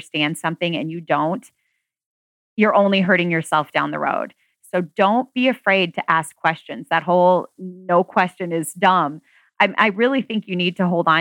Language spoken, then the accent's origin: English; Marion, Iowa, United States; My story starts off in Marion, Iowa. I was born in Marion, Iowa. I'm an Iowan.